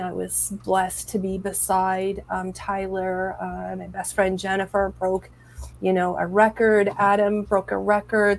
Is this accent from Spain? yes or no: no; Edmonton, Alberta, Canada; like that's my hometown. Um, it's where I'm from